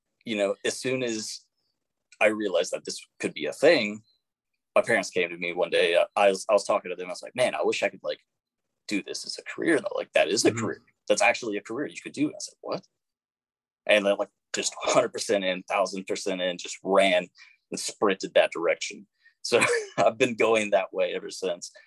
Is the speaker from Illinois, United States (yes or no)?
no; Nashville, Tennessee, United States; I'm practically the only person left in Nashville who was born and raised in Nashville.